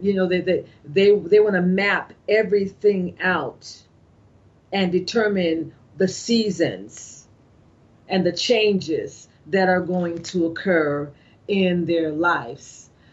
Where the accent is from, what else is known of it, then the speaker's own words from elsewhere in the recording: California, United States; moved away as an adult; now in East Coast, United States; growing up in California